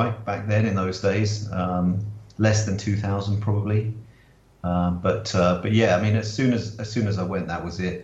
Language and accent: English; Swindon, South West England, United Kingdom; now in Singapore; And I was born in Swindon